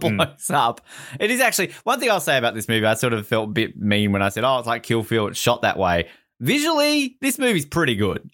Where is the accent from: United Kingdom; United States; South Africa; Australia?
Australia; being the Australian on this podcast